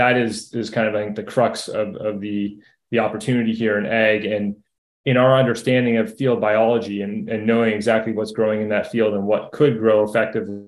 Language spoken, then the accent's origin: English; Toronto, Ontario, Canada; moved away as an adult; now in United States; I grew up in Toronto, went to school in Southwest Ontario